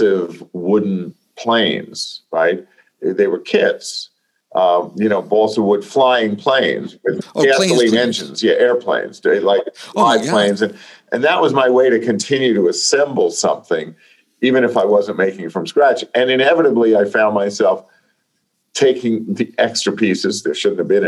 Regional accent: New York City, New York, United States; we were Jets and Sharks in Flushing, Queens.

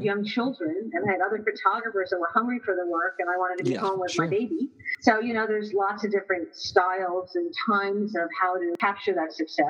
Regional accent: Edison, New Jersey, United States; also born or lived in Princeton, New Jersey; I grew up in Edison, and my family moved down to Princeton

